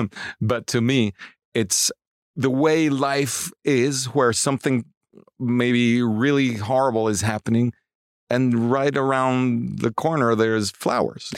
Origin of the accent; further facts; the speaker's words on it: Mexico City, Mexico; I grew up in Mexico City